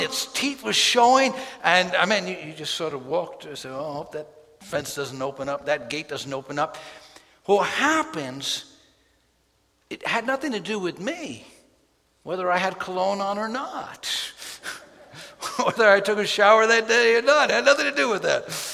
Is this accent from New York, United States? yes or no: yes; New York City, New York, United States; When I grew up in New York City, we had an alley and we actually had a yard